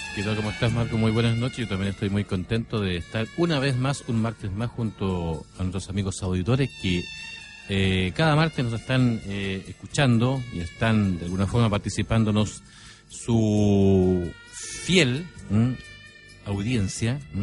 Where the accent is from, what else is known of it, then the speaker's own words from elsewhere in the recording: San Antonio, Valparaíso, Chile; yo soy de San Antonio eh, oriundo de la zona de San Antonio